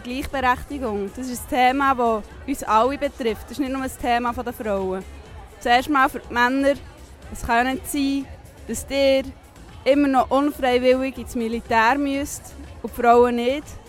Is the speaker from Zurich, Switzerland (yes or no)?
no; Thun, Bern, Switzerland; ich bin aus Thun